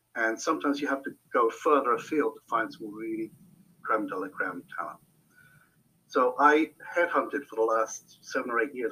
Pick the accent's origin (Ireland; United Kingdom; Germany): United Kingdom; Hampshire, South East England; moved away as an adult; also born or lived in Netherlands; now in New Hampshire, United States; I'm originally from Old Hampshire, England, UK.